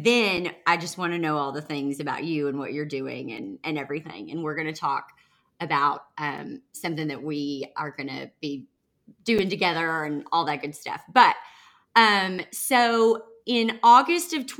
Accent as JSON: {"language": "English", "region": "the Bible Belt", "country": "United States", "tie": "born or raised there", "lives_now": "Nashville, United States", "said": "I grew up in the Bible Belt where we don't do that."}